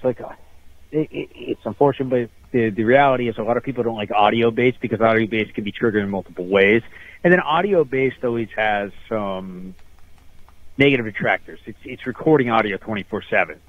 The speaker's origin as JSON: {"language": "English", "region": "Northeast Pennsylvania", "country": "United States", "said": "I'm actually from the the Northeast. I'm I'm just based out of, just outside of Wilkes-Barre, Pennsylvania"}